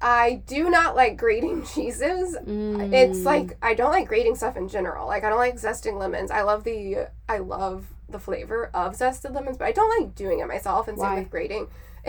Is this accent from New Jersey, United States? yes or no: no; South Carolina, United States; I grew up in South Carolina